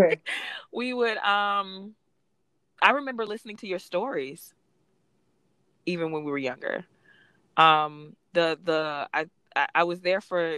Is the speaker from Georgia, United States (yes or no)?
yes; Atlanta, Georgia, United States; I was born in Atlanta and I lived there